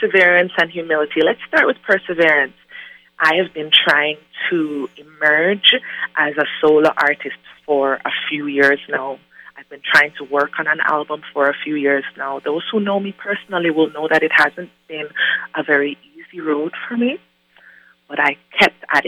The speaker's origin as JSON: {"language": "English", "country": "Jamaica", "said": "I'm from Jamaica"}